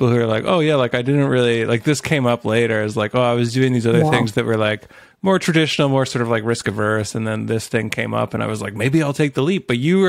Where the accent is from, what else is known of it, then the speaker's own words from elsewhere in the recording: Canada; I'm the Canadian